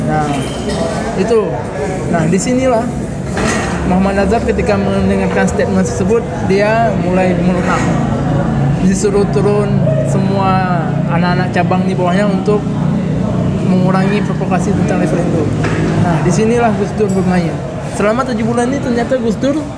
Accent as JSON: {"language": "Indonesian", "region": "Aceh", "country": "Indonesia", "tie": "born or raised there", "moved": "yes", "said": "Aku tuh ngaji, ngaji. Jadi kan seperti masyarakat Aceh umumnya"}